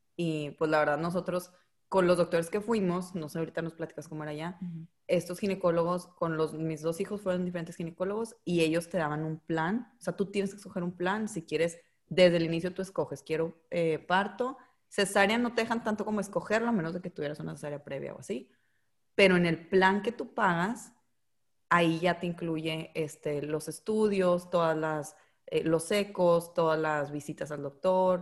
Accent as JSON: {"language": "Spanish", "country": "United States", "tie": "born or raised there", "said": "Brenda y yo también nacimos en Estados Unidos"}